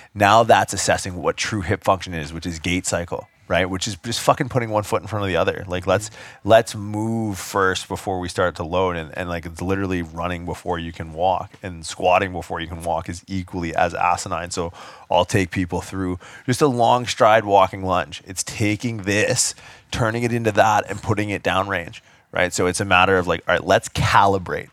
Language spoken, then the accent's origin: English; Canada; I get stereotyped a lot for being Canadian